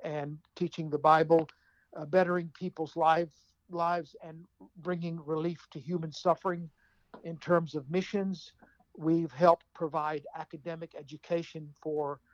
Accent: United States; I'm American born, of course. So I'm an American, but my parents are from Jerusalem

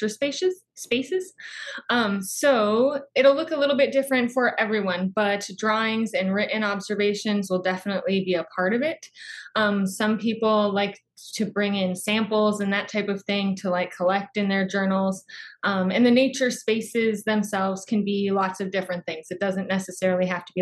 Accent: Phoenix, Arizona, United States; I'm from Phoenix, Arizona

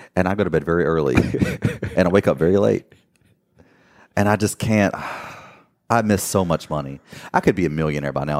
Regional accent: Gastonia, North Carolina, United States; moved away as an adult; also born or lived in Miami / Fort Lauderdale / Los Angeles; now we live back in my hometown of Gastonia, North Carolina.

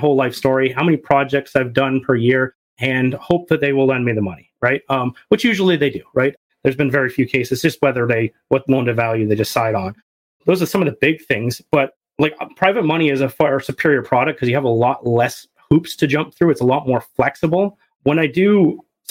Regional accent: Canada; I'm a Canadian

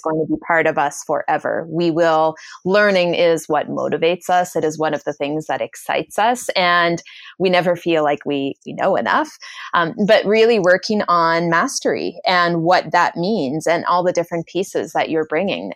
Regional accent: Canada; I'm Canadian, I apologize for everything, it's just what we

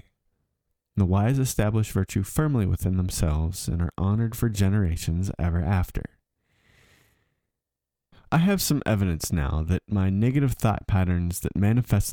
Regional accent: southwestern Pennsylvania, United States; moved away as an adult; also born or lived in Germany; my southwestern Pennsylvania experience was an echo of three or four generations past

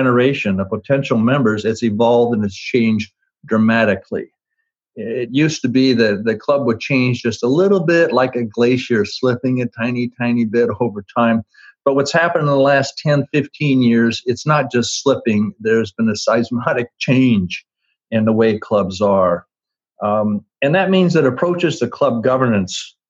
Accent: Twin Falls, Idaho, United States; When I was a kid growing up in Twin Falls, Idaho

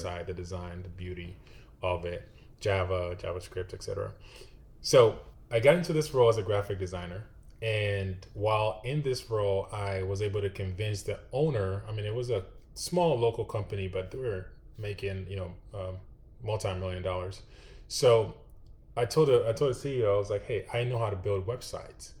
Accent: Ghana; moved away as an adult; now in Austin, United States; I was actually born and raised in West Africa, Ghana.

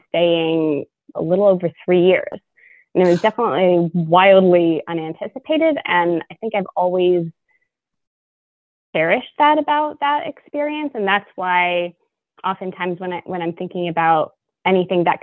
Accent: Louisville, Kentucky, United States; moved away as an adult; I was born in Louisville and raised here

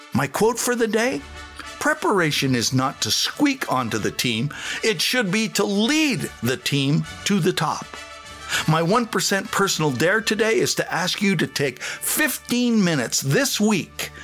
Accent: Saskatchewan, Canada; I came from Saskatchewan

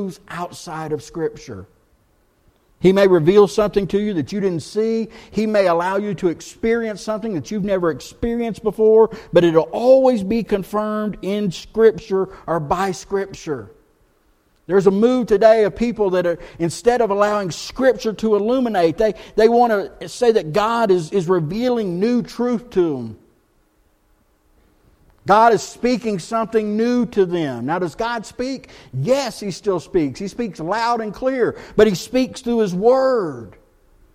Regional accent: Texas, United States; moved away as an adult; now in Blowing Rock, United States; I'm from Texas

